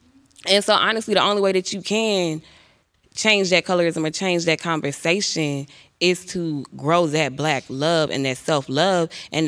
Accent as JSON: {"language": "English", "town": "Paris", "region": "Texas", "country": "United States", "said": "I'm from East Texas, which is Paris, Texas, and I'm a psychology major."}